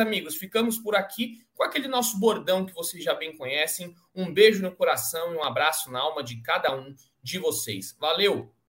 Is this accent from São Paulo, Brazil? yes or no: yes; Cotia, São Paulo, Brazil; eu que sou de Cotia